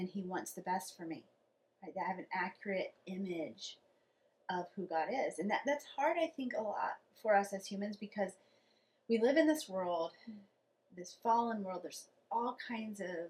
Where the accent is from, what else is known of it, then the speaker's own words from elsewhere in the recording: Kansas, United States; the church I grew up in Kansas, was named Immanuel